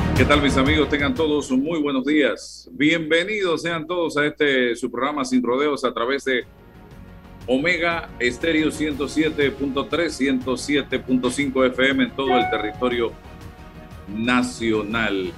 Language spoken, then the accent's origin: Spanish; Panama